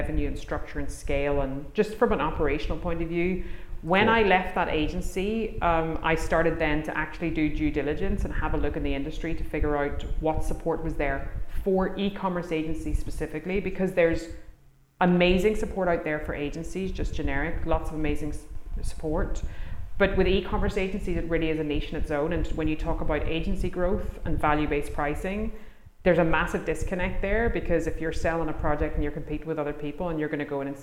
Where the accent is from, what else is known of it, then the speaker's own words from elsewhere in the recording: Ireland; I'm from Ireland